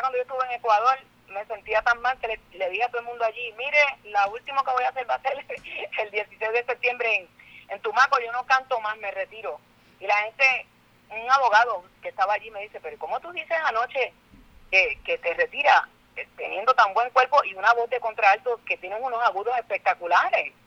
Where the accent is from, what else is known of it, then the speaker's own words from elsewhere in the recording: Puerto Rico; una artista puertorriqueña